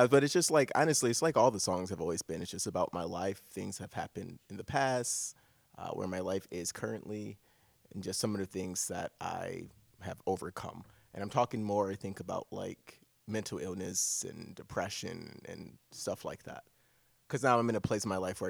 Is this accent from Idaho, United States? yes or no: no; Pontiac, Michigan, United States; now in Chicago, United States; I'm from Michigan, small little city, Pontiac, Michigan